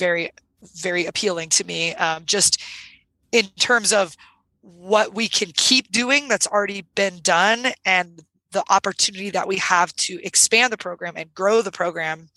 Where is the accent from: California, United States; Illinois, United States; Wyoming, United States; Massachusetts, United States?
California, United States; Sierra Nevada mountains of; I grew up in the Sierra Nevada mountains of California